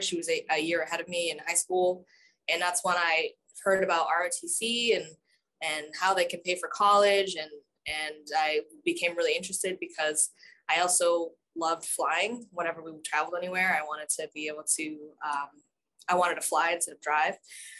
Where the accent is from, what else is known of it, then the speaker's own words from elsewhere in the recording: Massachusetts, United States; moved away as an adult; now in Pittsburgh, United States; my home state of Massachusetts